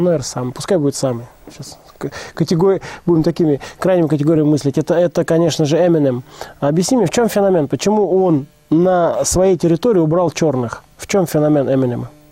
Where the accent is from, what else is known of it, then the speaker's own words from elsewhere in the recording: Saint Petersburg, Russia; я как бы из Питера вроде как